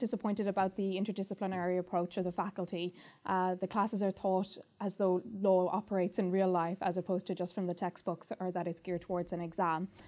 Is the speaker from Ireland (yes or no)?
yes; Ireland; first language English; moved away as an adult; now in London, United Kingdom; I'm from Ireland and I'm a student in the LLM programme